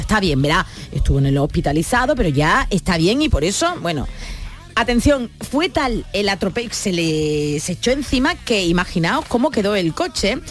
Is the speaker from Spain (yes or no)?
yes; San Fernando, Andalusia, Spain; also born or lived in Cádiz; nos fuimos a San Fernando